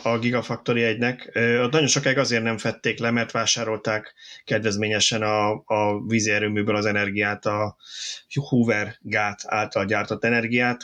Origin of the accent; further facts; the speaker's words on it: Budapest, Hungary; én 22 kertben nőttem fel